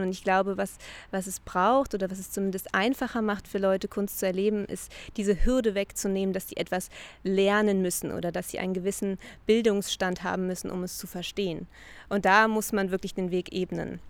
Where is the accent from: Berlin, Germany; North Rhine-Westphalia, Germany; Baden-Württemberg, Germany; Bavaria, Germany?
Berlin, Germany; ich komme aus Berlin